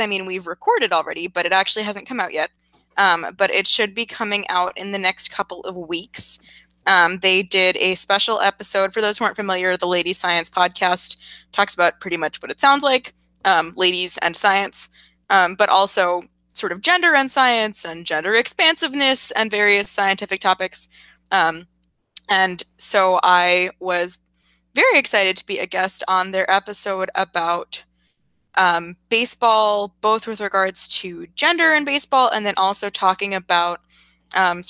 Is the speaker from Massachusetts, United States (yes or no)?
yes; Massachusetts, United States; I'm from Massachusetts